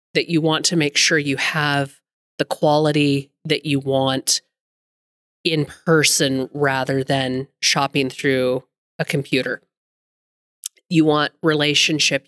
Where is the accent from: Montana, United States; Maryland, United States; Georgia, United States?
Montana, United States; Billings; also born or lived in Carbon County, Montana; Lived in Billings pretty much up my entire life, other than a short little stint in Carbon County